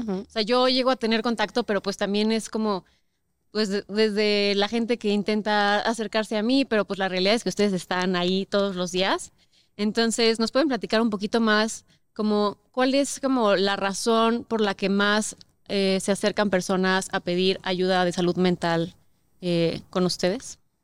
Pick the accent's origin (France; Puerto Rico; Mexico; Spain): Mexico; Querétaro; now in Mexico City, Mexico; yo crecí toda la vida en Querétaro